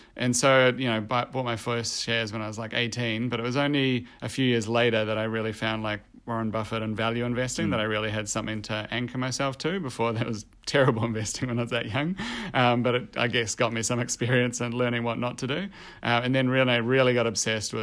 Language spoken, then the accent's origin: English; New Zealand; moved away as an adult; also born or lived in Copenhagen, Denmark / Australia; I'm originally from New Zealand